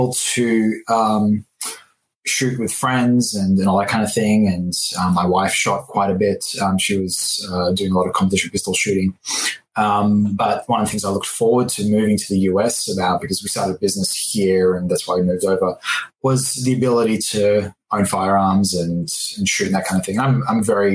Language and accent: English; Australia; moved away as an adult; also born or lived in California / Colorado; now in Washington, United States; I'm from Australia. So I moved to the US 10 years ago nearly